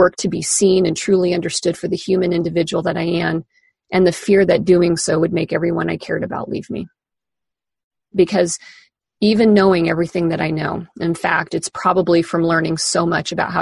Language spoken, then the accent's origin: English; Kansas, United States; moved away as an adult; now in Seattle, United States; In the almost 24 years since I moved away from Kansas to Seattle